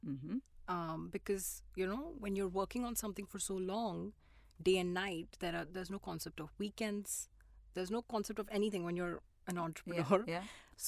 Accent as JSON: {"language": "English", "town": "Shimla", "region": "Himachal Pradesh", "country": "India", "tie": "born or raised there", "said": "I was born in Shimla"}